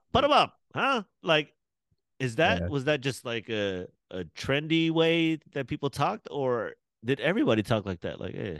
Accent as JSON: {"language": "English", "country": "Australia", "said": "I'm Australian."}